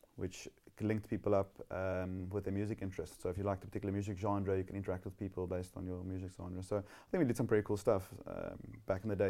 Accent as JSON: {"language": "English", "town": "Somerset West", "region": "Western Cape", "country": "South Africa", "tie": "born or raised there", "also_born_or_lived": "Gordon's Bay", "said": "I grew up in Somerset West, about fifty-five kilometers out of Cape Town"}